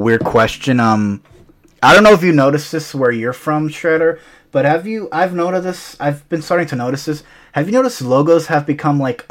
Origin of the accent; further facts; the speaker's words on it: New York, United States; As a New Yorker